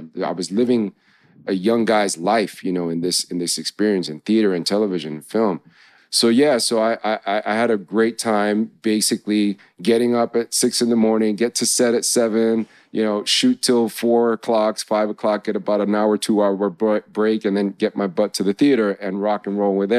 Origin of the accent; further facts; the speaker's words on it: New York, United States; I grew up, growing up in New York, having so much diversity, having been exposed to so many different experiences in life